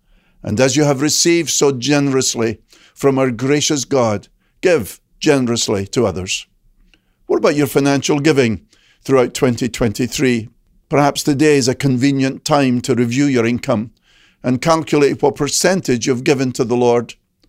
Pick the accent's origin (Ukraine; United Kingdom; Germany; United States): United Kingdom; Scotland; Growing up in Scotland